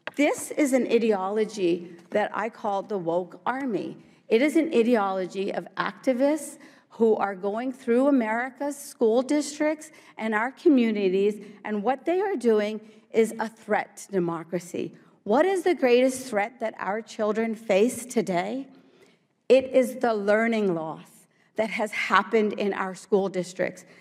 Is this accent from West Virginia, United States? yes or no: yes; Morgantown, West Virginia, United States; English is a second language; also born or lived in India / New Jersey; I grew up in Morgantown, West Virginia